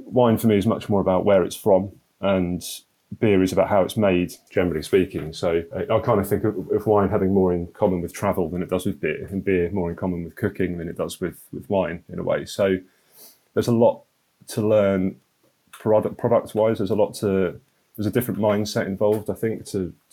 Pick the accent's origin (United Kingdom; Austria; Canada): United Kingdom; Norfolk, East of England; I'm from Norfolk